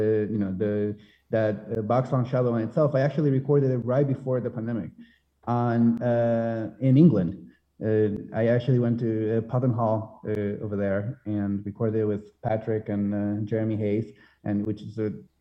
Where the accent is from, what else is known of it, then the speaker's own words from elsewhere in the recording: Spain; moved away as an adult; now in United States; I'm from Spain. I have a very, very strong, I would say, Spanish identity, even if I've been in the US for a long time, for almost half my life now.